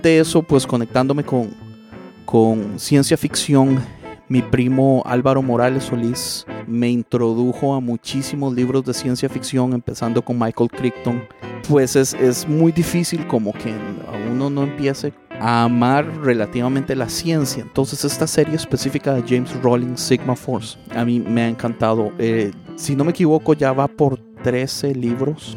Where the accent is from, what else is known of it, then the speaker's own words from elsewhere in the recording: Costa Rica; yo soy tico